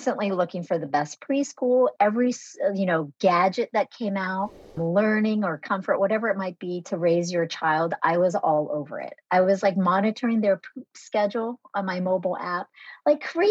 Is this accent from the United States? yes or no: yes; United States; born or raised there; first language Vietnamese; English is a second language; also born or lived in Nha Trang, Vietnam